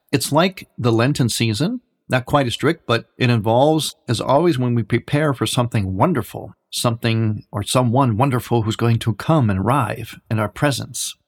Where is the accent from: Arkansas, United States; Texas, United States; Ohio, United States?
Ohio, United States; Cleveland; also born or lived in Chicago area; now in Chicago, United States; I am in the Chicago area, but I'm originally from Cleveland